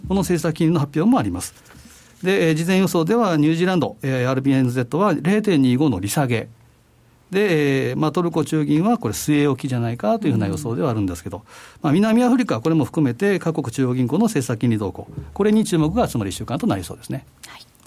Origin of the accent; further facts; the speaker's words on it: Osaka, Japan; moved away; 私のふるさと、大阪